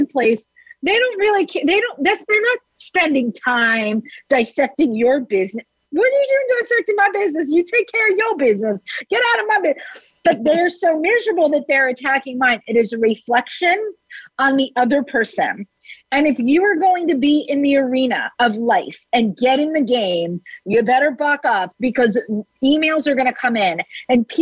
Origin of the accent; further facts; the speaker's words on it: New Jersey, United States; I'm from New Jersey